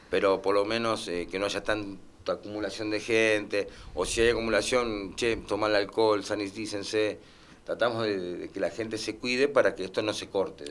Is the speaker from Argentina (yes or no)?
yes; Lomas de Zamora, Buenos Aires Province, Argentina; Somos gente que somos del barrio de Loma Zamora, nacidos acá